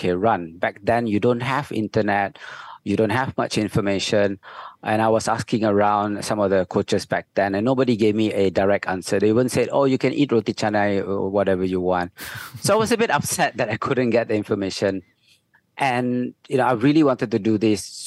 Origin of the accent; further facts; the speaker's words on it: Butterworth, Penang, Malaysia; I grew up in Butterworth, Penang